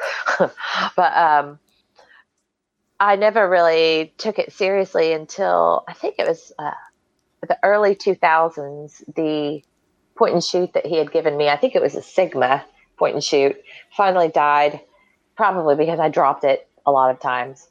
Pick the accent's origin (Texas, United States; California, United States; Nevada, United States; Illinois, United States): Texas, United States; Waco; I'm from Waco